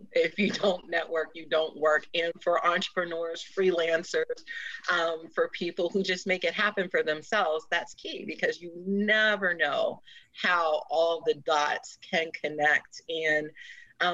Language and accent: English; Boston, Massachusetts, United States; now in Cleveland, United States; I'm originally from Boston